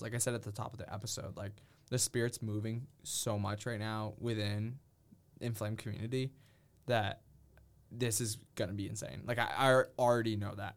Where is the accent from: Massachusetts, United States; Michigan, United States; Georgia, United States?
Massachusetts, United States; also born or lived in Minnesota; I'm from Massachusetts